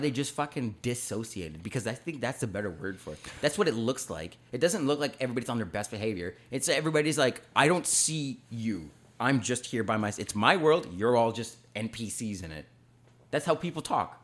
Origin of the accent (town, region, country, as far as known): Canada